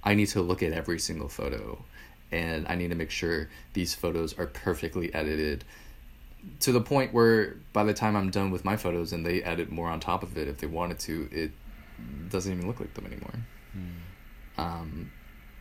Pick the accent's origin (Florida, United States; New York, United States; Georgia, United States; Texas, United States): New York, United States; New York City; I grew up in New York City for most of my life